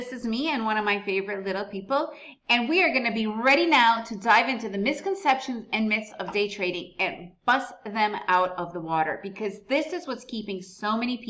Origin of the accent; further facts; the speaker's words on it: United States; first language Russian; English is a second language; moved away as an adult; also born or lived in Soviet Union / Costa Rica; now in Antigua, Guatemala; Me and my family arrived to the United States when I was really young. So I do speak Russian. That is my mother tongue. But because I was raised in the United States, English is my main language